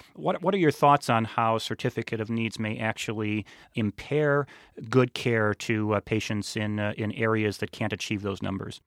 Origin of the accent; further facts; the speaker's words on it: Illinois, United States; my home state of Illinois